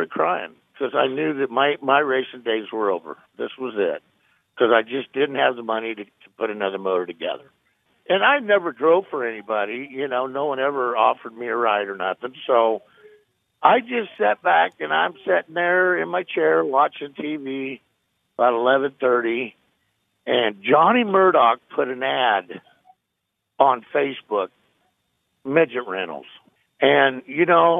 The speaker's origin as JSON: {"language": "English", "town": "Des Moines", "region": "Iowa", "country": "United States", "tie": "born or raised there", "also_born_or_lived": "Knoxville, Iowa", "said": "I grew up in Des Moines and Knoxville"}